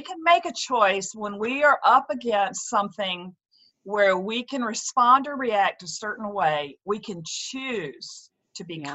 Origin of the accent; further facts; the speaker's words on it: the South, United States; moved away as an adult; now in Hartford, United States; I'm actually a Southern gal who has lived up here in the Northeast for 30 years